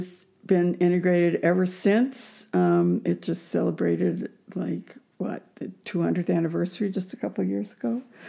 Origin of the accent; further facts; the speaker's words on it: North Alabama, United States; moved away; I grew up in the Deep South in the times of civil rights troubles.